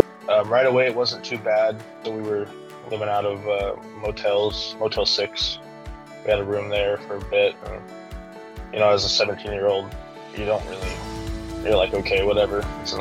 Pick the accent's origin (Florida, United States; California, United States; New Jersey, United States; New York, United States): California, United States; Yeah. Well, I'm originally from California, you know, but I'm not one of those liberal hippies like everyone thinks Californians are.